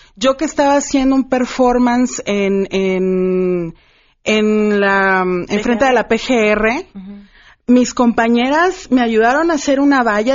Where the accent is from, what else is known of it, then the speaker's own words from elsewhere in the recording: Ciudad Juárez, Chihuahua, Mexico; yo que soy originaria de Ciudad Juárez, orgullosamente